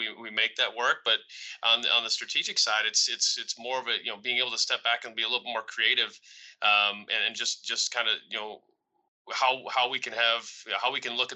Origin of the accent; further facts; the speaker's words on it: Rockford, Illinois, United States; I'm from Rockford. I grew up in the area